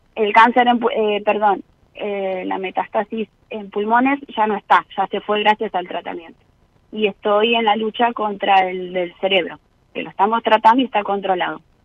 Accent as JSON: {"language": "Spanish", "town": "Mar del Plata", "region": "Buenos Aires Province", "country": "Argentina", "said": "yo soy marplatense"}